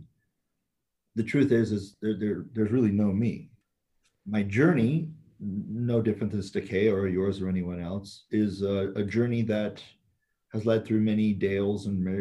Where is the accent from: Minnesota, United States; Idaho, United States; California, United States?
California, United States; San Francisco; I grew up in San Francisco, in the Bay Area